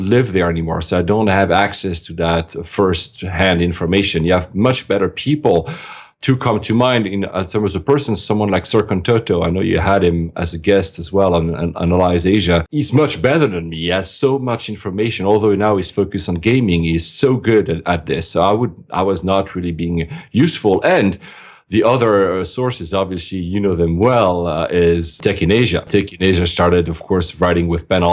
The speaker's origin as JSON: {"language": "English", "region": "Geneva", "country": "Switzerland", "tie": "born or raised there", "said": "I was born and raised in Switzerland, in Geneva."}